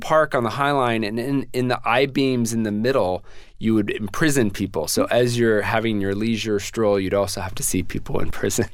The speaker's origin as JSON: {"language": "English", "town": "San Antonio", "region": "Texas", "country": "United States", "tie": "born or raised there", "moved": "as an adult", "lives_now": "New York City, United States", "said": "my hometown"}